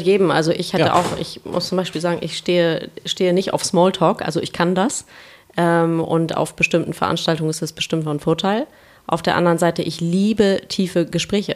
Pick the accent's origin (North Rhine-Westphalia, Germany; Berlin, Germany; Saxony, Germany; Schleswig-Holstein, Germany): Schleswig-Holstein, Germany; Kiel; now in Hamburg, Germany; Ich komme aus Kiel ursprünglich